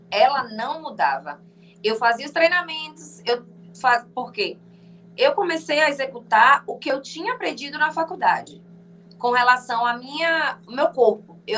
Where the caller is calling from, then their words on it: Feira de Santana, Bahia, Brazil; eu falo de Feira de Santana, na Bahia.